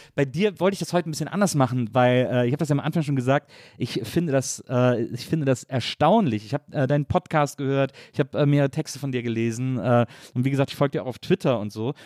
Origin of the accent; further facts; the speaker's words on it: Wesseling, North Rhine-Westphalia, Germany; Ich bin ja in Wesseling aufgewachsen